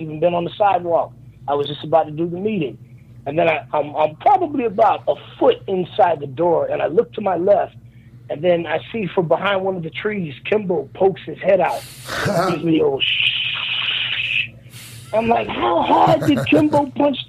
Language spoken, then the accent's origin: English; Miami, Florida, United States; I grew up in Miami, so I was always watching Gordon Solie and Florida Championship Wrestling.